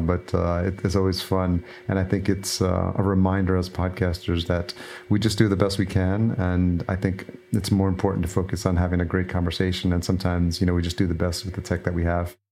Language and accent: English; New York, United States; I grew up in New York